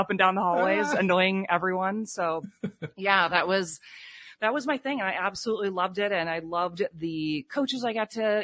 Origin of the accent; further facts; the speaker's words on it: Cedar Rapids, Iowa, United States; moved away as an adult; now in South Florida, United States; I'm originally from Iowa, Cedar Rapids, Iowa. My folks still live there